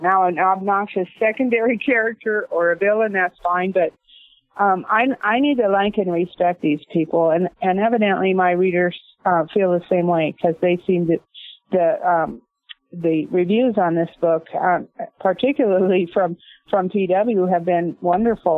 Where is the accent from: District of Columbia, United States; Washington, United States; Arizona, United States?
Washington, United States; Northport; I grew up in basically in the West. My dad was a marshal. He was a rodeo cowboy.